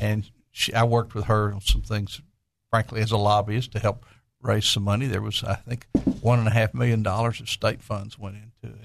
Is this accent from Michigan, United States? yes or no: no; Conway, Arkansas, United States; I grew up in Conway